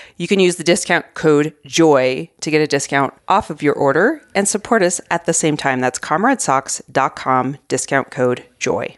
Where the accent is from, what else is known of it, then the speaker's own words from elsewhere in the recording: Arizona, United States; moved away as an adult; now in Colorado, United States; I grew up in Arizona.